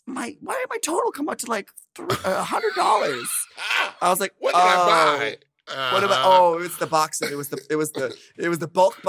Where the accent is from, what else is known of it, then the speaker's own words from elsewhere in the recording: Minnesota, United States; It brought me back to my first sex ed class, for sure, when I was growing up in Minnesota.